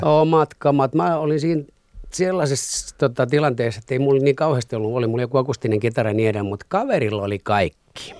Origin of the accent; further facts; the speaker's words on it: Masku, Southwest Finland, Finland; also born or lived in Turku; sieltä tota, muutettiin Maskuun